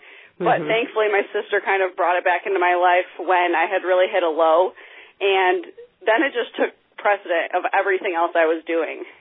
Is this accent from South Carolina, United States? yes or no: no; Grand Rapids, Michigan, United States; now in Grand Haven, United States; I am originally from Grand Rapids, Michigan, and I currently live along the lakeshore in Grand Haven, Michigan